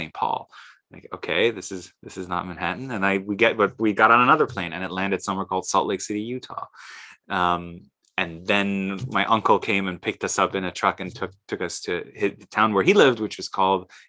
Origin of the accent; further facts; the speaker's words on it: Tehran, Tehran Province, Iran; now in United States; I was born in Tehran, actually 6 years exactly to the day that the Ayatollah Khomeini returned from his Parisian exile to herald the Islamic Republic and topple the Shah. Grew up in a middle-class, urbane, intellectual milieu